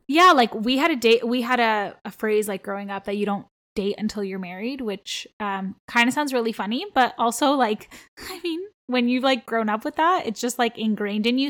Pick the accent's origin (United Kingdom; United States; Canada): Canada; Toronto, Ontario; first language Armenian; English is a second language; I grew up in Toronto, Ontario, like, born and raised here